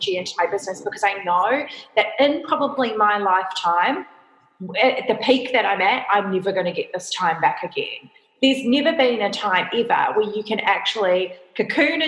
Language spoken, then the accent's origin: English; New Zealand; now in Australia; I'm a New Zealander, I classify myself as Australian because I've lived here since 2005